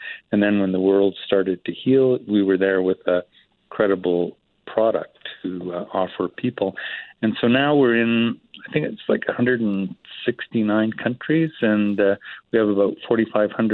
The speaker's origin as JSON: {"language": "English", "country": "Canada"}